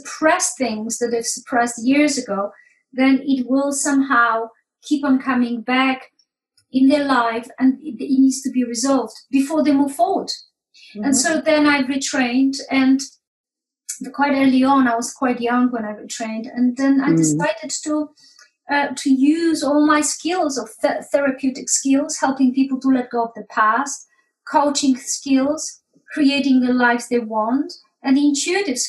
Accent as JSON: {"language": "English", "country": "Poland", "moved": "as an adult", "lives_now": "United Kingdom", "said": "I came to UK from Poland when I was 21"}